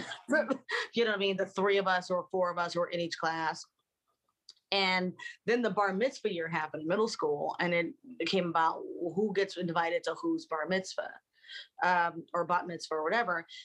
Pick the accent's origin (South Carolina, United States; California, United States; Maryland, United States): Maryland, United States; Baltimore; moved away; we grew up in Baltimore